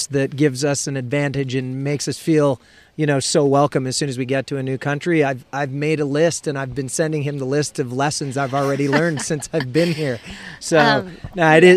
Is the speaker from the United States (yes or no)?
no; Ontario, Canada; being Canadian, being from Ontario, I went to the McClintock Ski School when I was very young